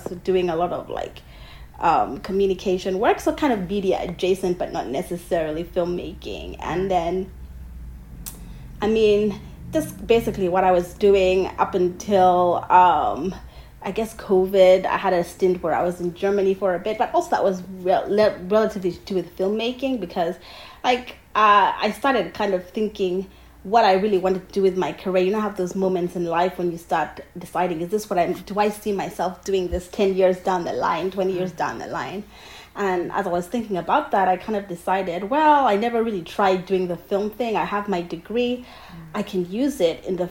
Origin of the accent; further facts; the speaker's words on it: Uganda; moved away as an adult; also born or lived in United Kingdom; now in Los Angeles, United States; I am a filmmaker from Uganda, where I was born and raised, but I'm currently in LA studying